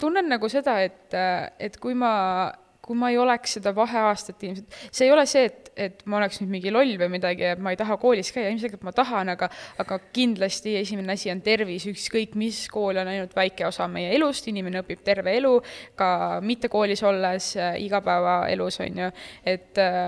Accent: Tartu, Tartu County, Estonia; ma olen Tartust, ma olen kaheksateist

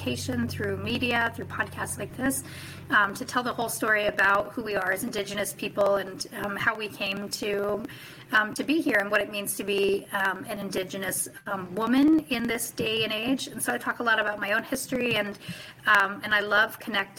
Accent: Chitina, Alaska, United States; now in Juneau, United States; I was raised in Chitina, Alaska on Otna land, which is in the interior of Alaska. Today I live on Tlingit

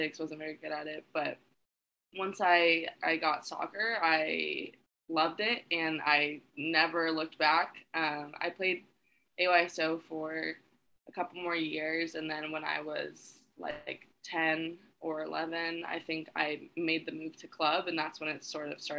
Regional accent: Orange County, California, United States; I grew up in Orange County, California

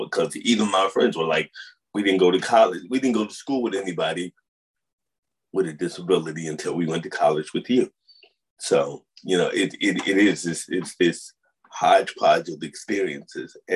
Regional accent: St. Louis, Missouri, United States; also born or lived in Upstate New York / Boston; You know, I came from St. Louis to upstate New York to Boston to Jersey for college.

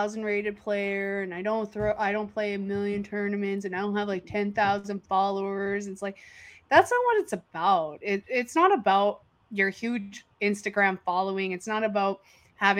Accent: Canada; being Canadian

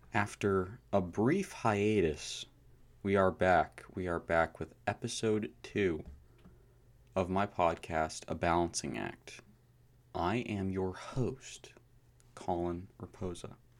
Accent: United States; I was born in America

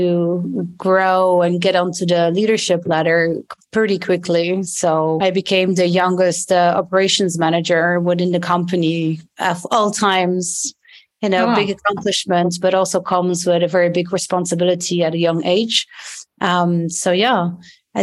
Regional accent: Belgium; English is a second language; moved away as an adult; also born or lived in London, United Kingdom / New York, United States; now in Portugal; I'm from Belgium originally

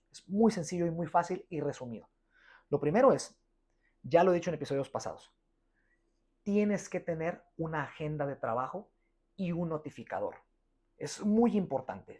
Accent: Guadalajara, Jalisco, Mexico; yo soy de Guadalajara

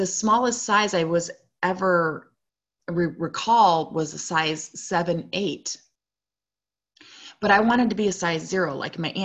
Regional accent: Chicago, Illinois, United States; also born or lived in Provo, Utah; I was born in Provo, but I grew up primarily in Chicago, Illinois.

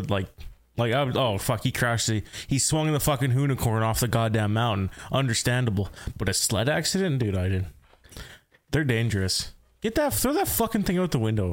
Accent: rural Saskatchewan, Canada; I grew up in rural Saskatchewan

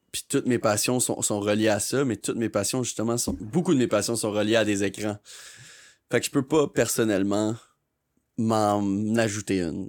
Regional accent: Sherbrooke, Quebec, Canada; moved away as an adult; now in Montreal, Canada; Je viens de Sherbrooke.

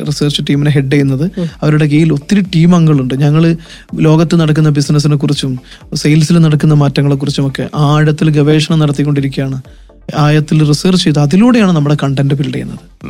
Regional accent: Venchali, Kerala, India; ഞാൻ ജനിച്ച് വളർന്ന എൻ്റെ ഗ്രാമത്തിന് വിളിക്കപ്പെട്ടുന്ന പേര് തന്നെയാണ് വെഞ്ചാലി എന്ന് പറയുന്ന ഒരു പേര്

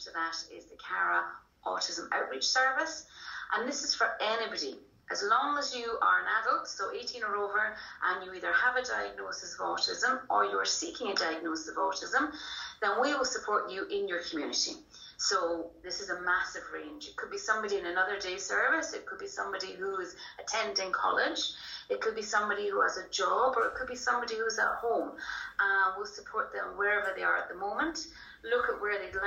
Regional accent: Scotland, United Kingdom; moved away as an adult; now in Ireland; I'm actually Scottish, so originally from the kind of Aberdeen and Glasgow area. Moved over here 20 years ago

